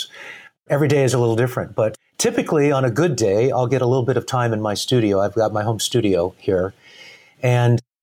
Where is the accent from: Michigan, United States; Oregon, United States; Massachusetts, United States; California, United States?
Oregon, United States; Tigard; also born or lived in Portland, Oregon; now in Camano Island, United States; Originally from Portland, grew up outside of Portland in a place called Tigard, Oregon